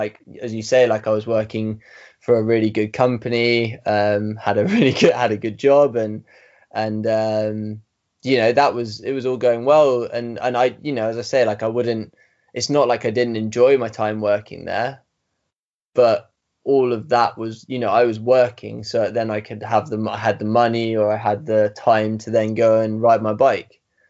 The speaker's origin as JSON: {"language": "English", "region": "England", "country": "United Kingdom", "said": "So obviously it made me sound like I might have been from Wales. But anyway, so I told him I was from England"}